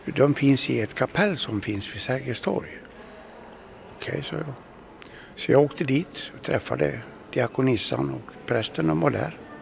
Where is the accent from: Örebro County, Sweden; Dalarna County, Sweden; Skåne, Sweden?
Dalarna County, Sweden; moved away as an adult; also born or lived in Katrineholm; Jag växte upp i Dalarna på 1956